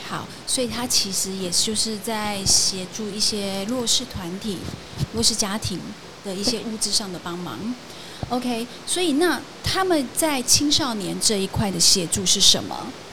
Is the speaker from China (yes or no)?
no; Kaohsiung, Taiwan; 我目前是就读屏东大学应用化学系，然后我是高雄人